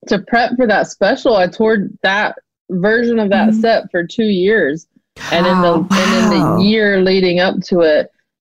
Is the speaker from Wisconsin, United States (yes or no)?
no; a tiny town outside Charlotte, North Carolina, United States; moved away; I grew up in a tiny town outside of it